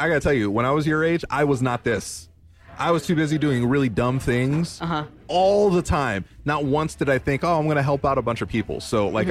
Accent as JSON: {"language": "English", "town": "New York City", "region": "New York", "country": "United States", "tie": "born or raised there", "moved": "yes", "said": "I was born in Little Puerto Rico, a.k.a. New York City"}